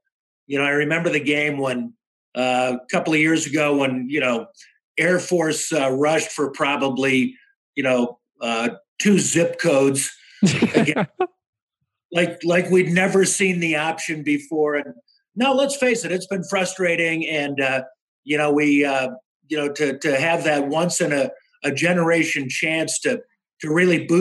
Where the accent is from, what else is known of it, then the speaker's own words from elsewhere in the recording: Chicago, Illinois, United States; moved away as an adult; also born or lived in Colorado; when I was a kid growing up in Chicago